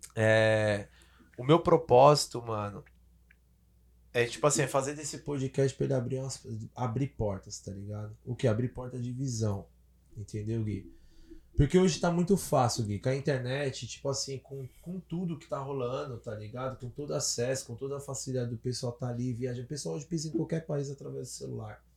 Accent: São Paulo, Brazil; cresci, nasci, cresci lá no centrão de São Paulo

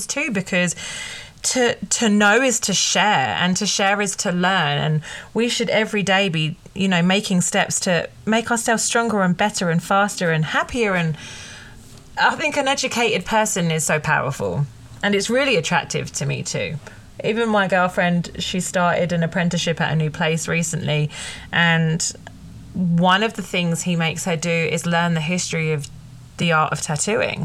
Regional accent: United Kingdom; I'm British

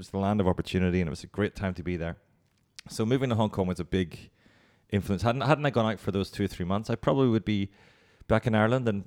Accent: Hong Kong; I'm very Asian Irish. I'm very

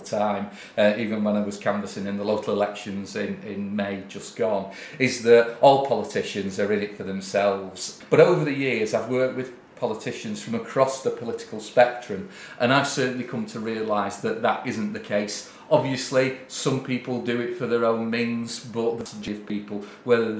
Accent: Ashton-in-Makerfield, North West England, United Kingdom; my hometown of Ashton in Makerfield

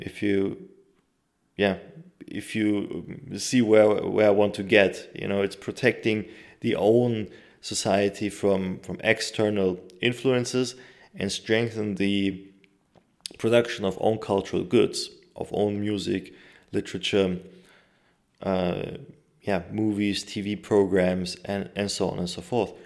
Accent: Turkey; my home country, Turkey

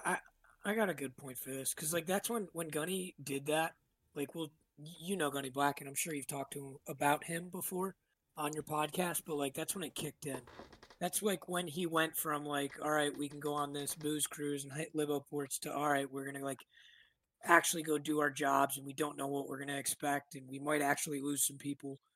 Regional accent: Rochester, New York, United States; moved away as an adult; I grew up in Rochester, New York, uh, upstate New York, in between Buffalo and Albany

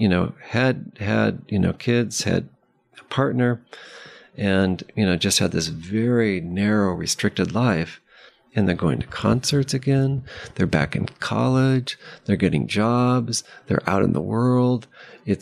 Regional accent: Palo Alto, California, United States; I grew up in Palo Alto

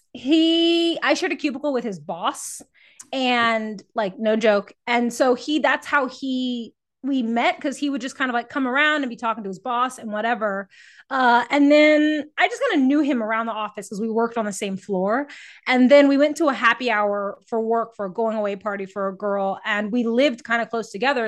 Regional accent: San Antonio, Texas, United States; moved away as an adult; also born or lived in Baltimore, Maryland; now in Portland, United States; I'm originally from San Antonio, Texas, uh, where I grew up as a runner

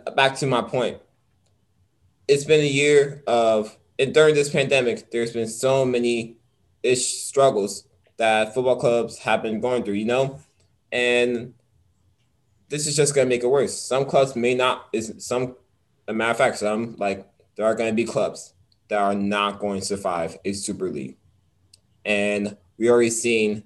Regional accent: United States; we're from America

